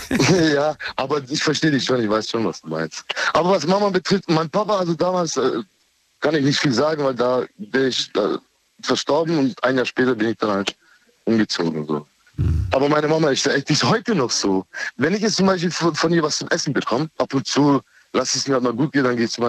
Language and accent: German; Turkey; Und ich bin ja, also ich komme ja, ich ja aus der Türkei und da ist ja bei uns ja üblich, dass Geschwister oder Cousins oder beste Freunde ja gemeinsam schlafen.